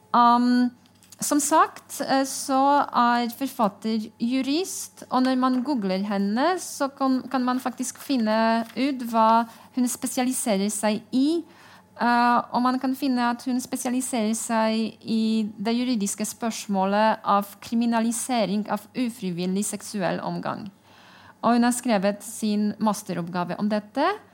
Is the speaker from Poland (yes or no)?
yes; Poland; Norwegian is a second language; now in Norway